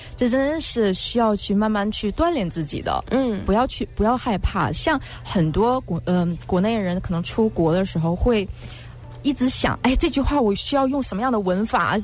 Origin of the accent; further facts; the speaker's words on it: China; moved away; 我是在国内的时候，我们学校是不教英文的，我哦。对，我们是日文，教日文的这样的学校